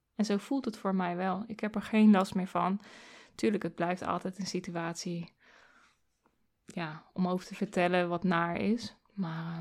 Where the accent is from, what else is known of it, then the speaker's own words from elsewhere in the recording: Doetinchem, Gelderland, Netherlands; also born or lived in Arnhem; ik ben in Doetinchem geboren